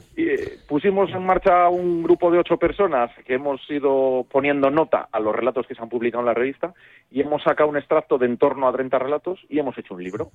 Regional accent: Castile and León, Spain; also born or lived in Sayago (Zamora); yo que soy de León

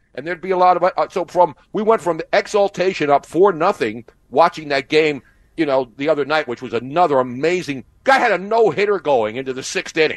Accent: Philadelphia, Pennsylvania, United States; when I was growing up in Philly, and when you grow up in Philly, you grow up a Democrat

